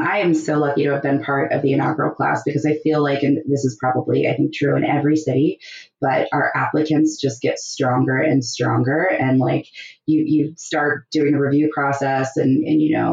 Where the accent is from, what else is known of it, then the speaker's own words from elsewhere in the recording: United States; moved away as an adult; I'm from America